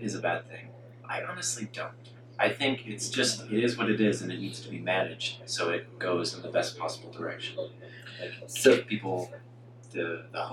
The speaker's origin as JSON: {"language": "English", "country": "Canada", "tie": "born or raised there", "said": "I grew up in Canada"}